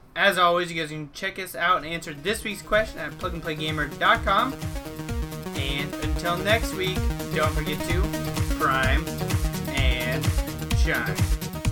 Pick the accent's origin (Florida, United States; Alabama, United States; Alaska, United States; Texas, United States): Alaska, United States; my home state, Alaska